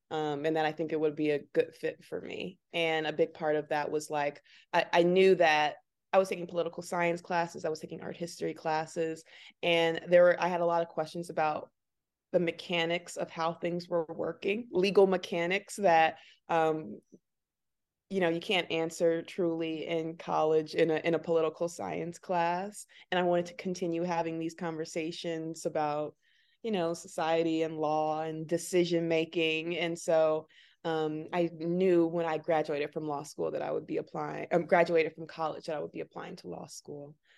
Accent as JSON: {"language": "English", "town": "Chicago", "region": "Illinois", "country": "United States", "tie": "born or raised there", "said": "I was born and raised here in Chicago, South Side"}